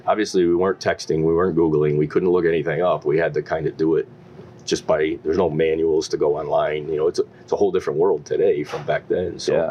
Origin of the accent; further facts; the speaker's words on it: East Longmeadow, Massachusetts, United States; Came back to East Longmeadow. Have never lived more than 1 mile from where I originally came home.